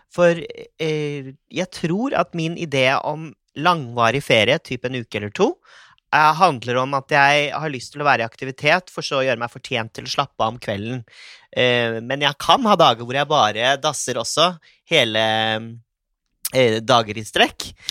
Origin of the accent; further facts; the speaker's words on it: Risør, Agder, Norway; jeg har vokst opp på Risør